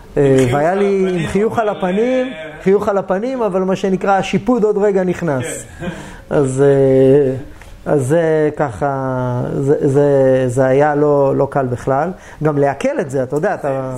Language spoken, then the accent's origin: Hebrew; Israel